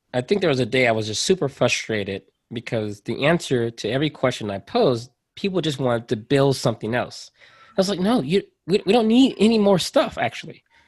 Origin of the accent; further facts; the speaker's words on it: United States; I am a part of an underrepresented group here in America, right? So I'm American